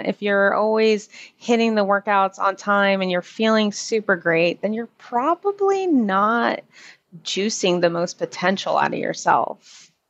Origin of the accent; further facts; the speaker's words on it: Orlando, Florida, United States; I'm from Orlando